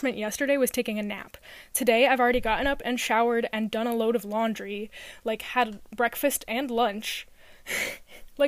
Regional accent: New York, United States; a New York accent because it's too close to my native accent

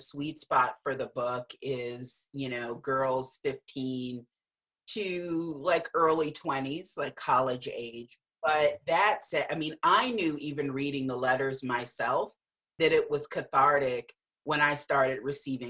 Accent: Gary, Indiana, United States; growing up as a little Black girl, and I'm from Gary, Indiana, so northern part of the state and right outside of Chicago.

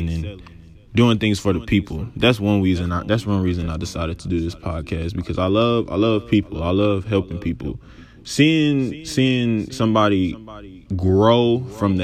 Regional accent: Dallas, Texas, United States; I was born and raised in Dallas, Texas, Oak Cliff to be exact

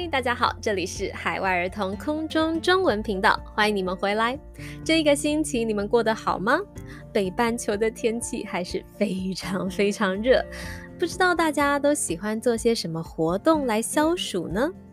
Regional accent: Taitung, Taitung County, Taiwan; 妈妈是台东人，小时候在台东吃歘冰的时候

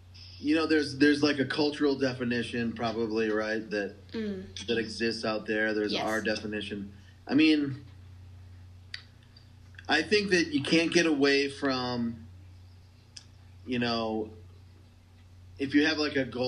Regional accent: North Dakota, United States; I'm from North Dakota, farm family, you know, manufacturing family, kind of practical people.

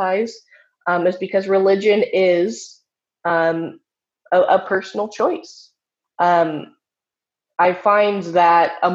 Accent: Seattle, Washington, United States; I'm from Seattle, and so my experience in my chapter of the Satanic Temple

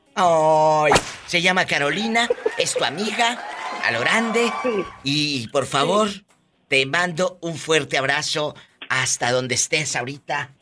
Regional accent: Tamaulipas, Mexico; now in United States; yo soy de Tamaulipas

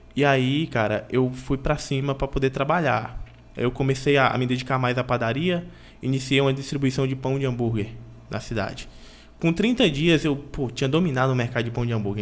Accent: Teixeira de Freitas, Bahia, Brazil; sou daqui de Teixeira de Freitas, da Bahia

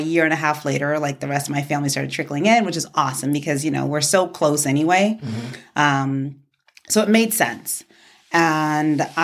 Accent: New York City, New York, United States; born or raised there; moved away as an adult; also born or lived in Ibadan, Nigeria / the South (university); now in Arizona, United States

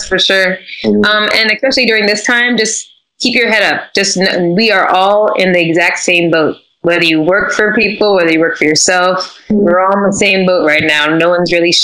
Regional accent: Fort Lauderdale, Florida, United States; also born or lived in New York; now in Los Angeles, United States; I'm from South Florida, Fort Lauderdale

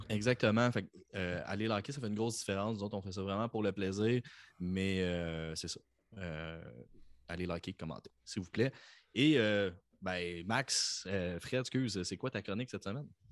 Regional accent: Quebec, Canada; accent: Quebec; au Québec, on fait ah, j'ai un accent

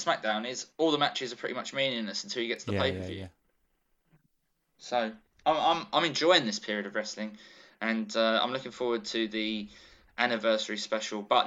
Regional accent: United Kingdom; accent: British; being British

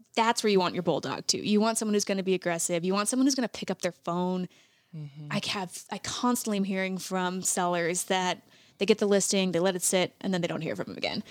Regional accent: Montana, United States; I am born and raised fifth generation Montanan

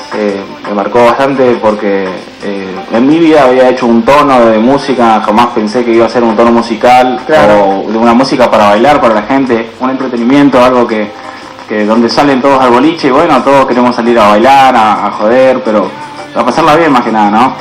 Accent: Santo Tomé, Corrientes, Argentina; now in Buenos Aires, Argentina; en mi pueblo, donde yo nací, donde me crié

